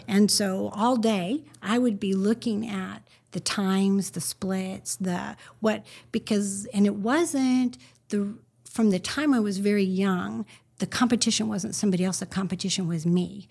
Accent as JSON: {"language": "English", "region": "Northern California", "country": "United States", "tie": "born or raised there", "said": "I grew up in Northern California"}